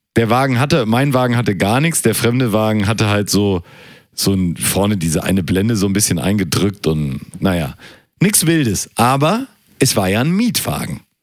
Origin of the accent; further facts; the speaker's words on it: Germany; Ich bin Deutscher